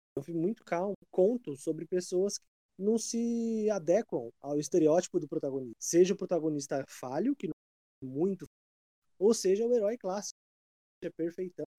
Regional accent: Brazil; eu sou muito brasileiro.

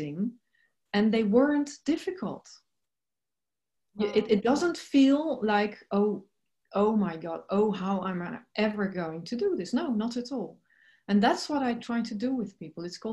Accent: Netherlands; I'm originally from the Netherlands

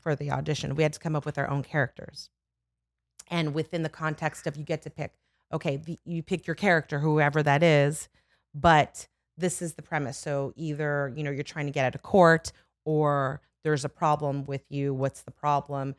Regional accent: Los Angeles, California, United States; also born or lived in Burbank / Studio City; I'm born and raised, I'm born in Burbank and raised in the Valley

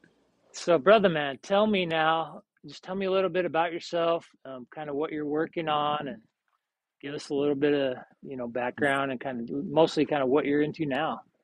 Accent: Salt Lake City, Utah, United States; moved away as an adult; also born or lived in Seattle / Austin; I'm originally from Salt Lake

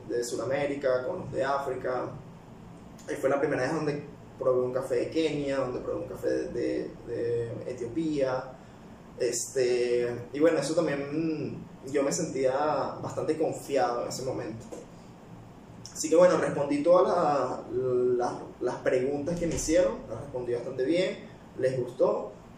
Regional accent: Caracas, Capital District, Venezuela; accent: capitalino; moved away as an adult; also born or lived in Calabozo, Guárico, Venezuela / Peru; now in United Arab Emirates; ahí fue donde nací, me crié como hasta los 6 años y después de ahí me fui a vivir para Caracas. Estuve siempre viviendo en Caracas, en la capital, así que mi acento es más capitalino

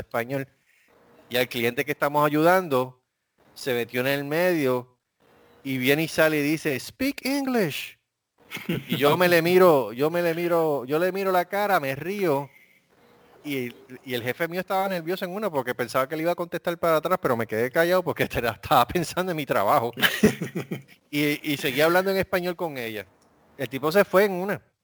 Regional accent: Puerto Rico; moved away; yo soy de Puerto Rico

